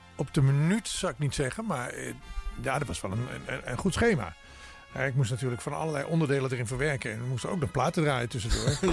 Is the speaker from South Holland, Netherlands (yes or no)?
no; Maastricht, Limburg, Netherlands; DJ-tijd in Maastricht, waar ik vandaan kom.